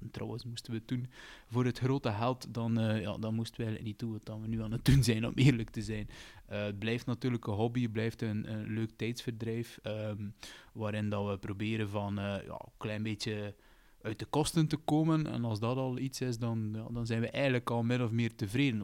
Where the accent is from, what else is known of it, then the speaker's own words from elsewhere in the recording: Roeselare, Flanders, Belgium; we zijn met drie van Roeselaar